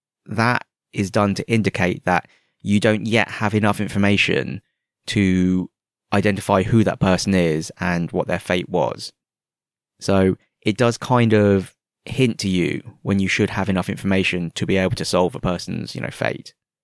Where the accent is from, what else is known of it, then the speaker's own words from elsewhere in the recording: United Kingdom; now in Hong Kong; I've had several people ask me if I'm from Sydney. And I'm like, no, I'm from the UK. And they're like, oh, you don't really sound like you're from the UK.